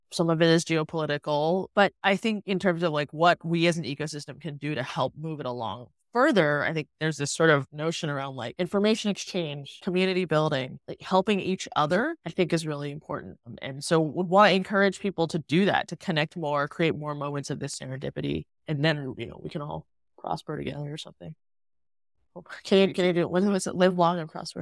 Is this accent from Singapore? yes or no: yes; Singapore; moved away; I grew up in Singapore, I hadn't lived in Singapore for twenty years